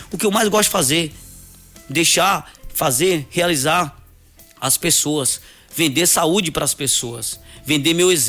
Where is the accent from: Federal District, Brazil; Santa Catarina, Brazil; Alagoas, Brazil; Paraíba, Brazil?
Alagoas, Brazil; Coité do Nóia; born there; Eu nasci em Coité do Noia, nasci em casa, numa, numa casa de taipa, no chão duro, emprestada dos meus avós.